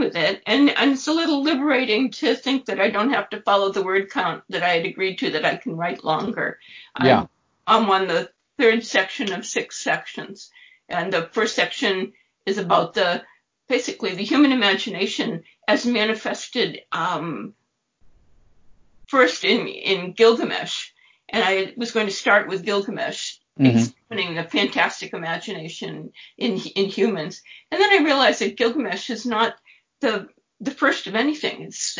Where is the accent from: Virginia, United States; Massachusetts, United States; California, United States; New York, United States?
Massachusetts, United States; Dorchester; born there; also born or lived in Boston / Cambridge; I was born in Dorchester in Massachusetts, mm-hmm. but I'm not from Dorchester. My parents didn't live in Dorchester or anything, and I've never lived in Dorchester.